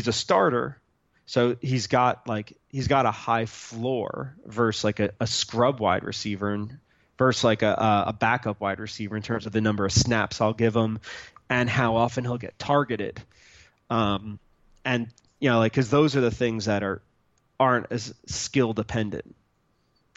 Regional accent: New Jersey, United States; now in Austin, United States; I grew up in New Jersey, so I'm a New York Giant fan

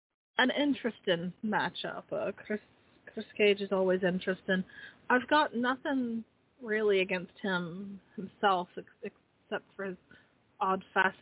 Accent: Ireland; Thank God I'm Irish.

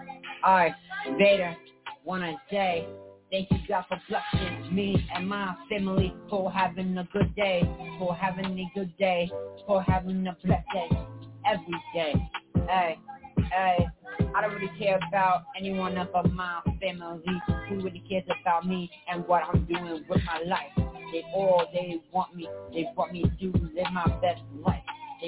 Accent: New York City, New York, United States; I'm from the Bronx, New York.

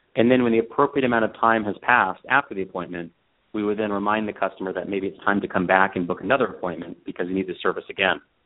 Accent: Colorado, United States; moved away as an adult; also born or lived in Los Angeles; I grew up in Colorado, and uh, when I graduated from college, I came out to Los Angeles

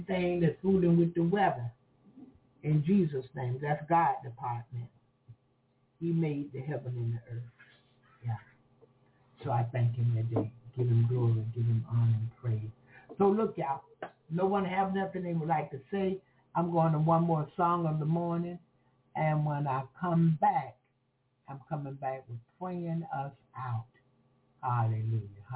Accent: Florida, United States; I'm from Florida

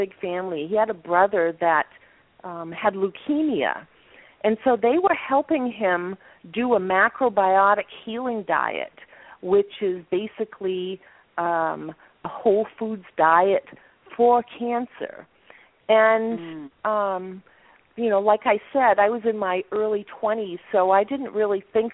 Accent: Maine, United States; I grew up in Maine

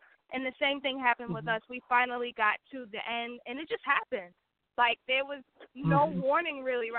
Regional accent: The Bronx, New York, United States; Yes, we're from the Bronx, New York.

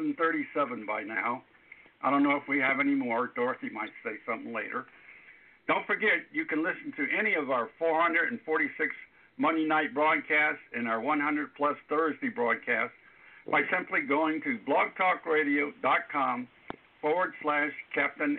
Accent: Miami, Florida, United States; Miami area. That's where my hometown is

